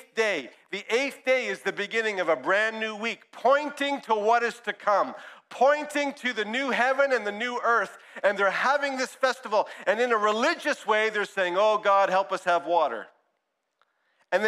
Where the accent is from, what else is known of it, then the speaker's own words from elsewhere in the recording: Brampton, Ontario, Canada; also born or lived in Ajax; I grew up in one church in Brampton